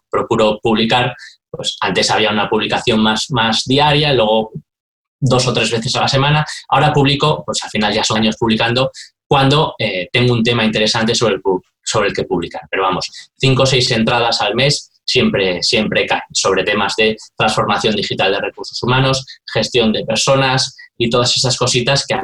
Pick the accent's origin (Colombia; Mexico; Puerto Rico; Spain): Spain; San Sebastián, Basque Country; Yo cuando me si he hecho algo en falta de las grandes ciudades, porque yo vengo de San Sebastián